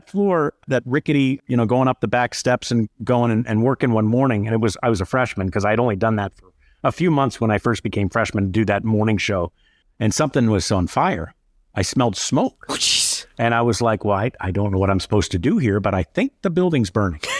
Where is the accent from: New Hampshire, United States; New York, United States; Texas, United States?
New York, United States; Syracuse; if I tell them I'm from Syracuse, the question is AER, JPZ.